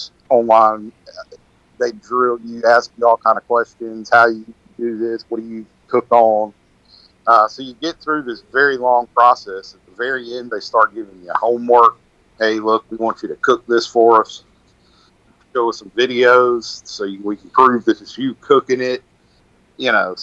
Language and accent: English; Benson, North Carolina, United States; now in Jacksonville, United States; I was actually born and raised in Benson